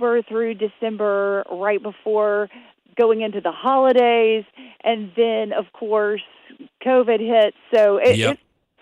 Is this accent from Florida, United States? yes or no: no; Jackson, Tennessee, United States; I'm from Jackson, Tennessee